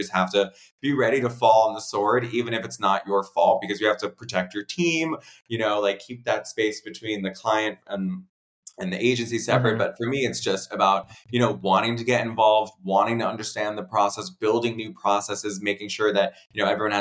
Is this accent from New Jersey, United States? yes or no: yes; Princeton, New Jersey, United States; I grew up right outside of Princeton